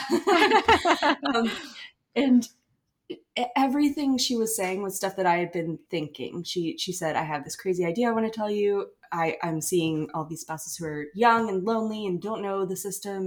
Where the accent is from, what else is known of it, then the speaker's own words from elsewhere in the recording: Asheville, North Carolina, United States; moved away as an adult; now in Fort Polk, United States; I'm from Asheville, North Carolina, currently stationed at Fort Polk, Louisiana